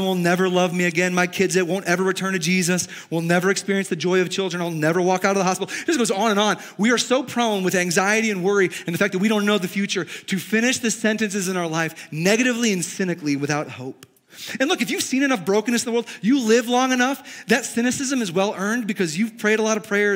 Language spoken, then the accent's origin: English; Chicago, Illinois, United States; now in Montana, United States; I grew up in Chicago, but my family's from the South